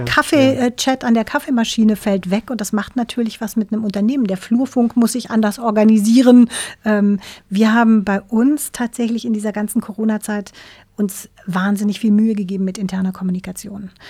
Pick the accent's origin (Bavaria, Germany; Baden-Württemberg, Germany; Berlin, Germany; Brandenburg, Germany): Baden-Württemberg, Germany; Black Forest; now in Hamburg, Germany; Ich bin ja Wahlhamburgerin. Ich komme ursprünglich aus dem Schwarzwald, aus einem kleinen Dorf im Schwarzwald